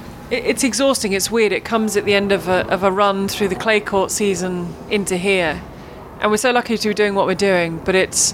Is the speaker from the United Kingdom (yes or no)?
yes; England, United Kingdom; being English, British